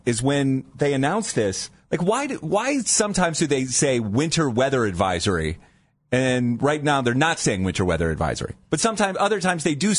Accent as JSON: {"language": "English", "town": "Dover", "region": "Ohio", "country": "United States", "tie": "born or raised there", "also_born_or_lived": "Canton, Ohio / Kent, Ohio", "moved": "as an adult", "lives_now": "Cleveland, United States", "said": "So I was born in Canton, but when I was in fourth grade, my family moved to Dover, Ohio."}